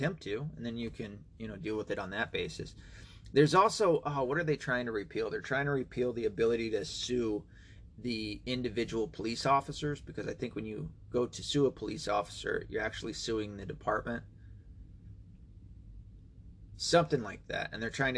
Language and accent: English; Tennessee, United States; moved away; my hometown, Tennessee. Hometown, home state